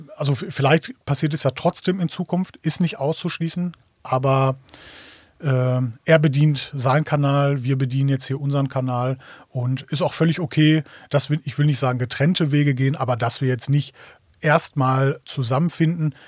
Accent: Ruhr area, North Rhine-Westphalia, Germany; ich komme aus dem Ruhrgebiet

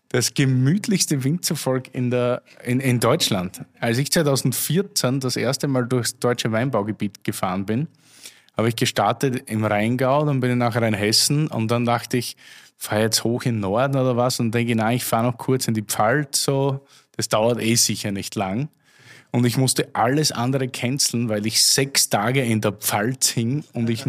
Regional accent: Austria; Das Problem gab es ja bei uns zu Hause in Österreich auch.

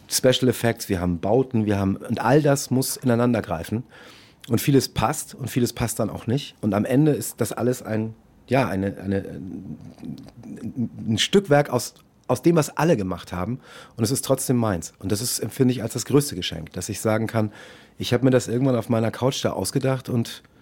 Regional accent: Munich, Bavaria, Germany; born there; ich bin in München geboren.

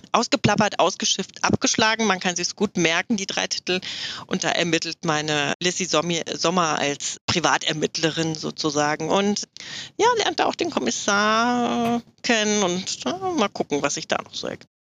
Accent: Hochstadt, Hesse, Germany; also born or lived in Offenbach am Main; now in Ruhr area, Germany; ursprünglich komme ich aus der Nähe von Frankfurt

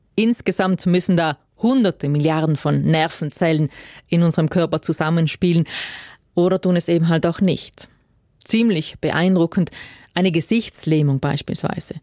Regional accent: South Tyrol, Trentino-Alto Adige, Italy; bei uns in Südtirol

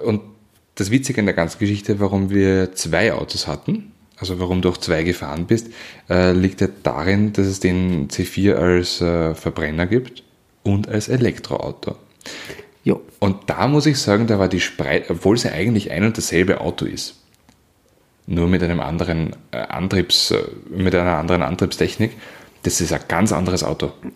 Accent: Weinviertel, Lower Austria, Austria; ich komme ja aus dem Weinviertel

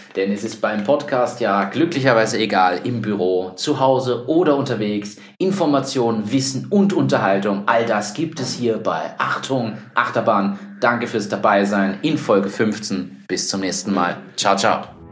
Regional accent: Germany; now in Austria; ich bin Deutscher

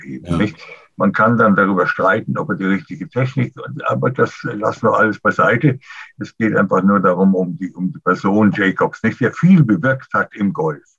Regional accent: Germany; bei uns in Deutschland

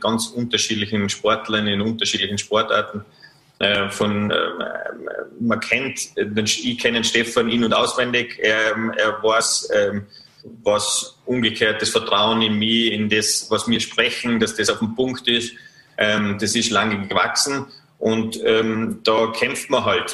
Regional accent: Vorarlberg, Austria; als Vorarlberger

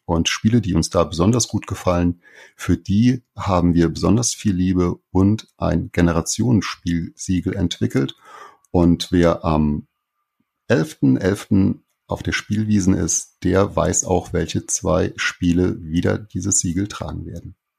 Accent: Saarland, Germany; ich komme aus dem Saarland

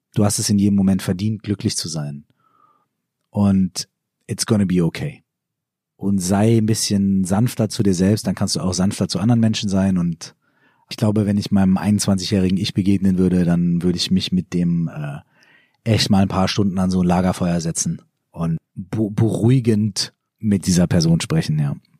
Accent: Minden, North Rhine-Westphalia, Germany; in meiner Heimatstadt in Minden

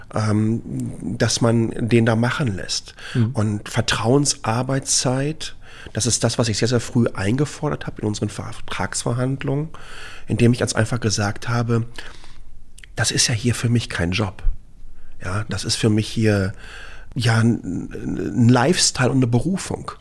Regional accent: Dortmund, North Rhine-Westphalia, Germany; moved away as an adult; now in Taiwan; ich bin ähm, 1971 in Dortmund geboren

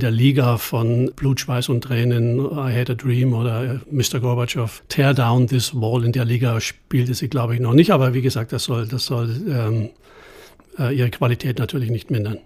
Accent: Germany; als Deutscher

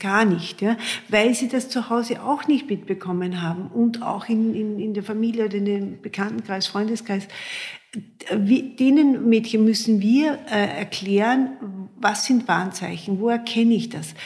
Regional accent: Austria; bei uns in Österreich

